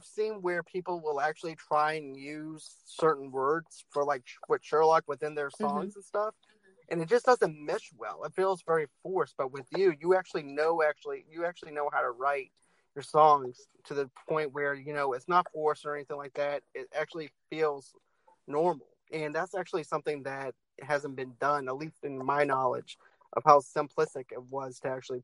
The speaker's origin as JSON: {"language": "English", "town": "Boston", "region": "Massachusetts", "country": "United States", "moved": "yes", "said": "I'm from Boston. I'm originally from Boston"}